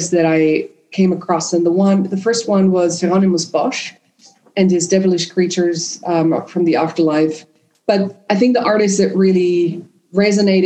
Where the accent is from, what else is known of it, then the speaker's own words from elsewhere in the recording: Vienna, Austria; first language German and Spanish; English is a second language; moved away; also born or lived in Madrid; I grew up in Vienna